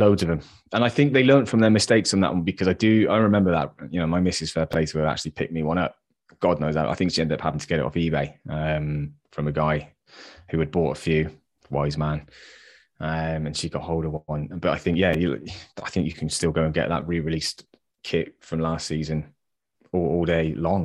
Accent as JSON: {"language": "English", "area": "West Country", "region": "South West England", "country": "United Kingdom", "said": "I'm from the West Country"}